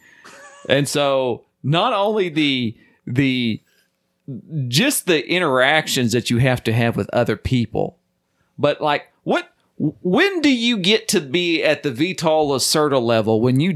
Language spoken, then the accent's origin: English; the South, United States; I'm from the South.